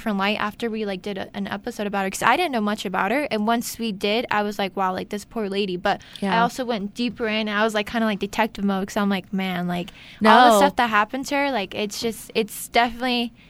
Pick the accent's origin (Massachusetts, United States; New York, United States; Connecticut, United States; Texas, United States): New York, United States; Brooklyn; I'm from Brooklyn.